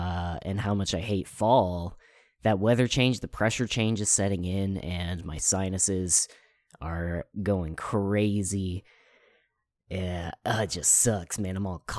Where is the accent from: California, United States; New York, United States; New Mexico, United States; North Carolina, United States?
California, United States; born there; Yeah, I was born in Northern California, so in the middle of the winter.